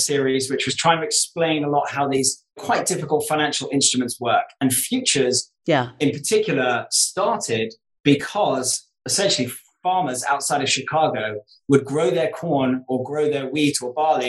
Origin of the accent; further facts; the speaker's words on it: United Kingdom; moved away as an adult; also born or lived in New York; being British and being in New York.